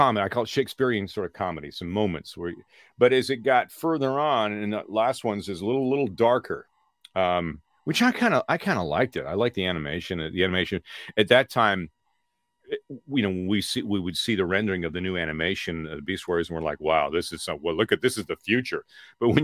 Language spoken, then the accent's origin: English; Peterborough, Ontario, Canada; moved away as an adult; now in Los Angeles, United States; I was just a kid from my hometown of Peterborough